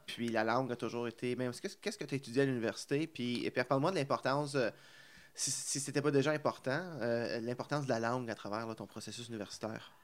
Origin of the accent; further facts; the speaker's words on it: Plantagenet, Ontario, Canada; je viens de l'Est à Plantagenet